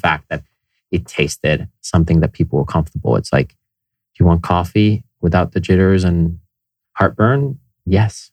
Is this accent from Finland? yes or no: yes; Finland; moved away; I grew up in Finland